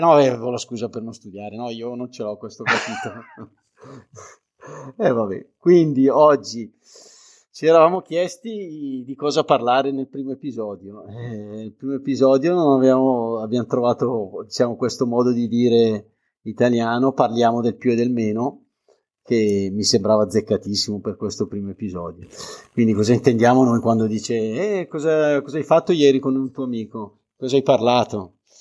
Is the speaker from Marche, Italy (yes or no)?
no; Bergamo, Lombardy, Italy; come capirete dall'accento, che sono di Bergamo